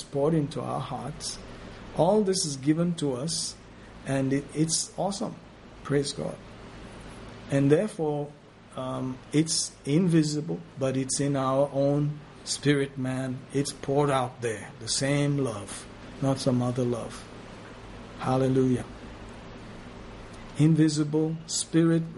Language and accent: English; Ethiopia; I was born in Ethiopia